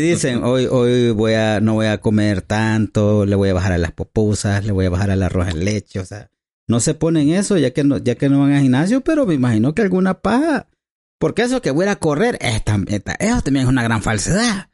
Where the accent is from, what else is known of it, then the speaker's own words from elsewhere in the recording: El Salvador; aquí hablamos como salvadoreño